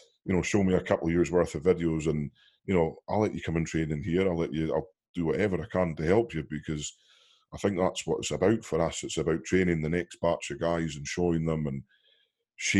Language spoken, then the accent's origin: English; Scotland, United Kingdom; we're from Scotland